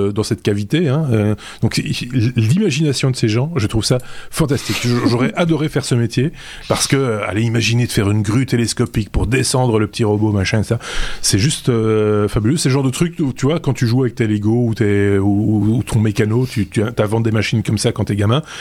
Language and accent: French; Belgium; chez nous en Belgique